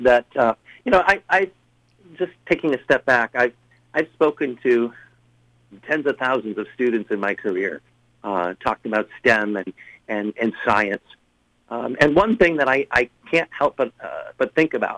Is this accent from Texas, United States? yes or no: no; Rockford, Illinois, United States; now in Moline, United States; I worked in my hometown of Rockford, and then I moved to Moline, Illinois